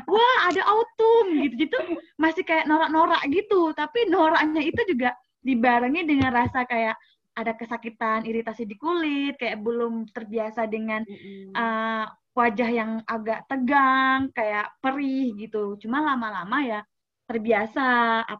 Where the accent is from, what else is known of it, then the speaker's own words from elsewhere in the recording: Changchun, Jilin, China; Indonesian is a second language; Changchun itu uh, winter yang paling lama itu di kota saya